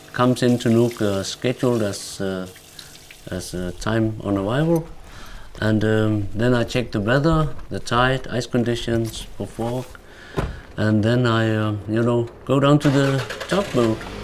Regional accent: Greenland; we are all three former captains, born and raised in Greenland.

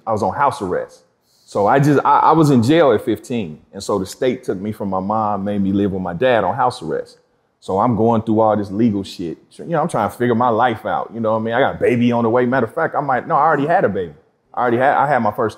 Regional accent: Kansas City, Missouri, United States; also born or lived in Los Angeles, California; I'm from Kansas City

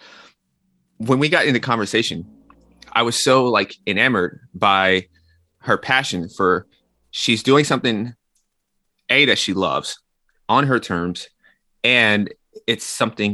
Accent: Nashville, Tennessee, United States; moved away as an adult; also born or lived in New York; I'm from Nashville, Tennessee, and I went to New York for school.

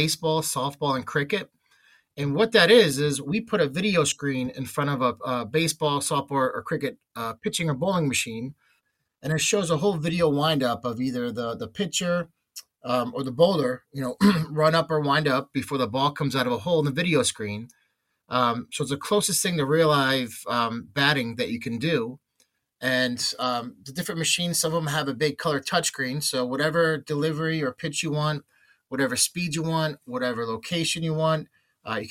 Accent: New York or Long Island, United States; now in Connecticut, United States; I was born in New York or Long Island. Grew up as a Mets and a New York Giants fan

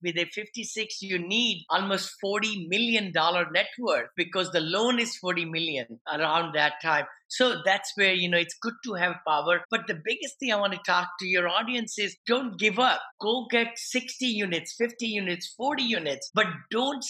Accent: India; moved away as an adult; now in United States; I'm an engineer from India

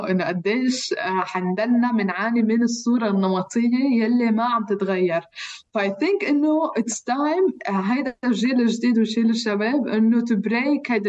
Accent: Palestine; now in Geneva, Switzerland; ففي ست لبنانيه آه، المهم انه عرفت انه انا فلسطينيه من من لهجتي شوي

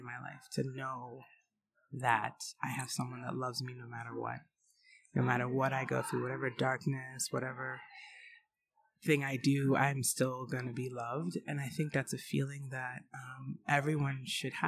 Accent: New York City, New York, United States; my parents were fashion designers in New York City, so I grew up in the Garment District

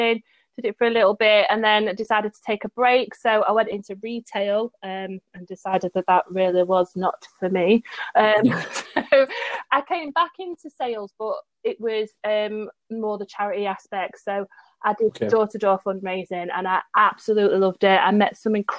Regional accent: Sheffield, Yorkshire and the Humber, United Kingdom; now in Derbyshire, United Kingdom; I actually live on the outskirts of Derbyshire, but I was born in Sheffield and I've always worked in Sheffield. So I'm at what they call a DDAR

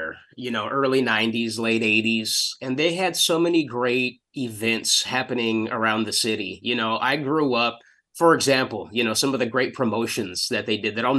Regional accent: Alamogordo and Las Cruces, New Mexico, United States; moved away as an adult; also born or lived in Los Angeles, California / Long Beach, California; now in Norfolk, United States; most of my life, growing up, going to high school, all of that was spent between Alamogordo, New Mexico, and Las Cruces, New Mexico.

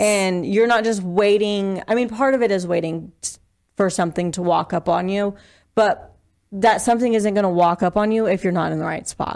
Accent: Eastern Plains, Colorado, United States; moved away as an adult; also born or lived in Laramie, Wyoming; now in Sheridan, United States; I'm originally from Colorado. Grew up on the Eastern Plains, and then I moved to Laramie for college

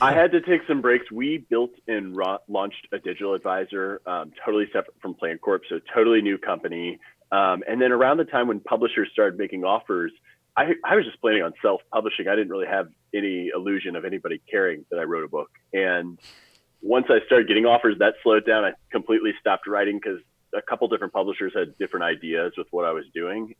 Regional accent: St. Louis, Missouri, United States; I'm from St. Louis

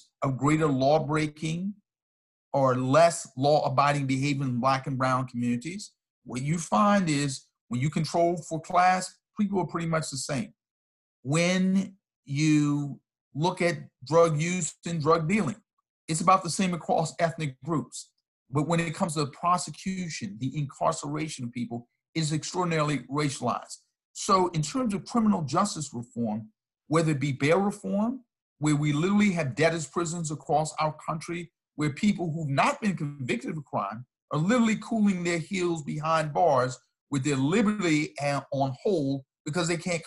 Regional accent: Virginia, United States; In a juvenile correctional facility in my home state of Virginia

